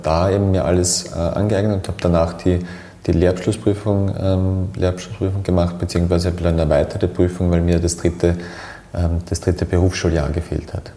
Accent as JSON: {"language": "German", "town": "Graz", "region": "Styria", "country": "Austria", "tie": "born or raised there", "said": "ich bin in Graz"}